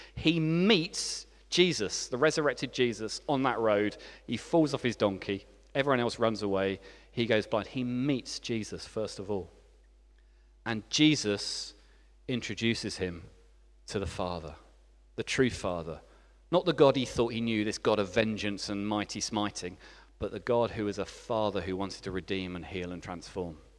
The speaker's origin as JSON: {"language": "English", "region": "England", "country": "United Kingdom", "also_born_or_lived": "France", "moved": "as an adult", "said": "as an English person who had just arrived"}